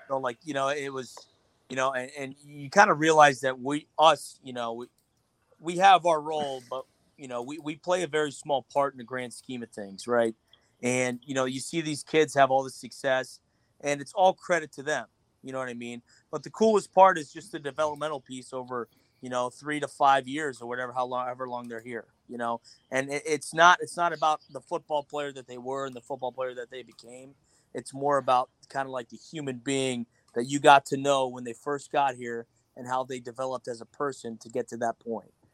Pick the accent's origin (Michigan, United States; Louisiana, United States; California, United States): Michigan, United States; East Lansing; moved away as an adult; now in Cincinnati, United States; I'm from East Lansing, Michigan.